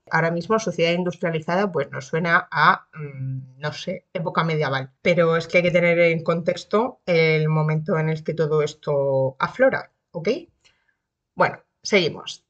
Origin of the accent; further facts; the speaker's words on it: Region of Murcia, Spain; also born or lived in Cartagena; soy de Murcia, pero mm, región, vivir, vivo en Cartagena